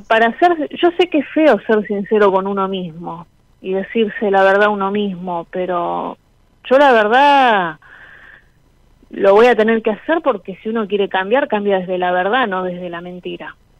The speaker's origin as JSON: {"language": "Spanish", "region": "Buenos Aires", "country": "Argentina", "said": "Soy de Flores, Capital Federal"}